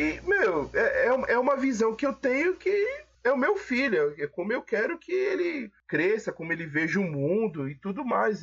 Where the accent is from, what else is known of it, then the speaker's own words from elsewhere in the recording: São Paulo, Brazil; minha família é baiana, né? Eu nasci aqui em São Paulo